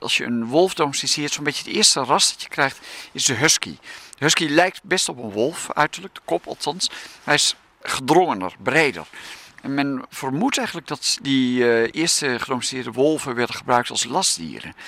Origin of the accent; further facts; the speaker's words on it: Haarlem, North Holland, Netherlands; moved away; also born or lived in Achterhoek, Gelderland; ik kom uit Haarlem, ik woon in Haarlem. Maar, en, ehm, eh, en ik ben geboren in de Achterhoek